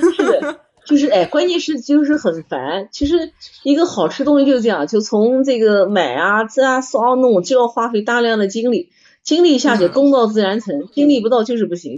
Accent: Nanjing, Jiangsu, China; 我小时候那个，很小就是在南京小红花嘛

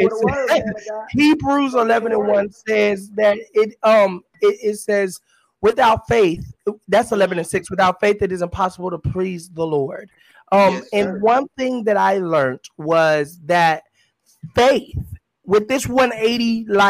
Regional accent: California, United States; born there; also born or lived in Texas; I was born in California, and I'm going to put this illustration real fast, I promise.

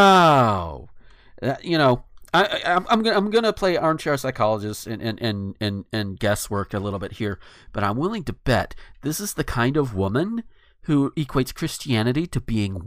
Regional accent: the South, United States; being a Southerner

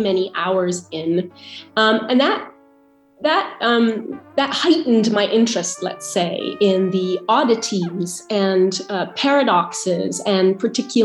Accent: Ottawa, Ontario, Canada; moved away as an adult; also born or lived in Vancouver Island; now in Italy; I'm originally Canadian, so I was born in Ottawa

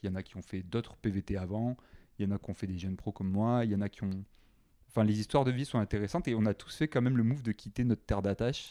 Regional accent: Carcassonne, Occitania, France; first language French; moved away as an adult; also born or lived in Saint-Étienne / Paris / Toulouse; now in Montreal, Canada; originellement, je viens de Carcassonne, dans le sud de la France. Euh, je suis resté en France, dans cet endroit, jusqu'à 17 ans

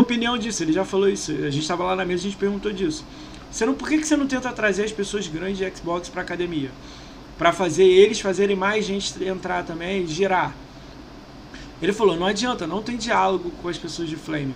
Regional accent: Brazil; a gente é brasileiro

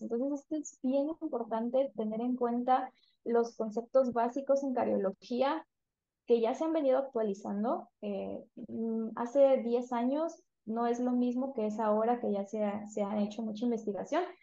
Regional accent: San Juan Bautista Tuxtepec, Oaxaca, Mexico; also born or lived in Veracruz / Puebla; Yo soy de Tuxtepec, que es un municipio que se encuentra en el estado de Oaxaca, soy oaxaqueña

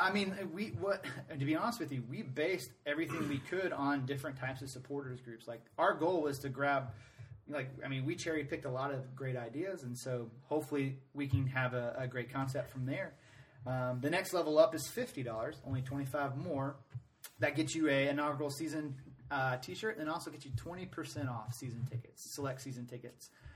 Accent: Atlanta, Georgia, United States; now in Greenville, United States; I'm from Atlanta originally.

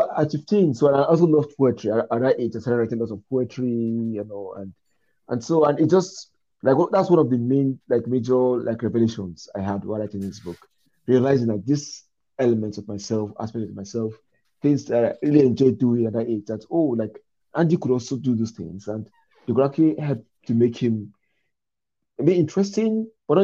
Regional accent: Nigeria; me as a Nigerian

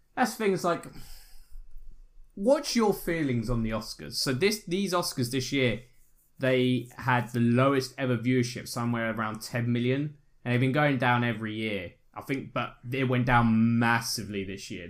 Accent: United Kingdom; I'm British

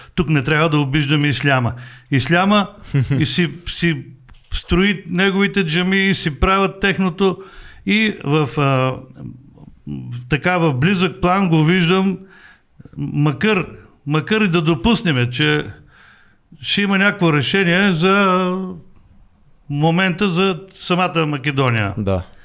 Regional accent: Bulgaria; аз съм от България

